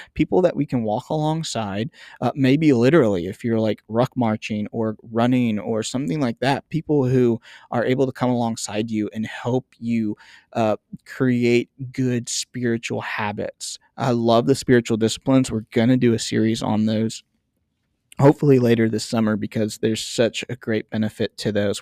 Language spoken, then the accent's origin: English; United States; I'm an American